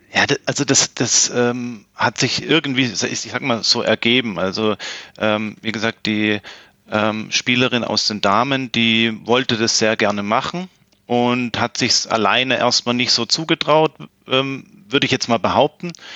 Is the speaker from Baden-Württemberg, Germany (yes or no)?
yes; Plattenhardt, Baden-Württemberg, Germany; moved away as an adult; also born or lived in Konstanz; dann hat es mich beruflich wieder zurück äh, zu den Wurzeln oder beziehungsweise in meine Heimatstadt gezogen. Und ja, und bin dann natürlich selbstverständlich direkt wieder ähm, in die Tennismannschaft hier in Plattenhardt gewechselt